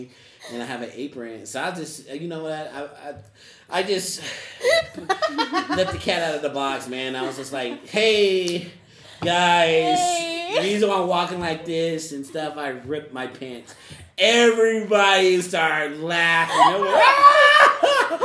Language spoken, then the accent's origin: English; Denver, Colorado, United States; I'm from Denver